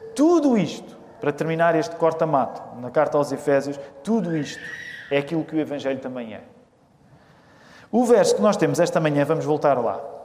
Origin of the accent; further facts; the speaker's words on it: Portugal; nós que somos portugueses